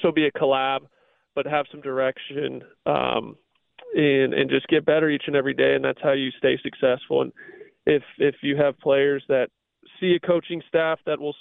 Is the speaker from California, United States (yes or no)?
yes; Southern California, United States; I grew up in Southern California